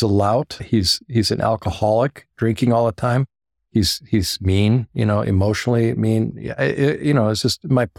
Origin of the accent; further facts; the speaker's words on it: Minneapolis, Minnesota, United States; So I grew up in Minneapolis, and my mother, she was from Norway.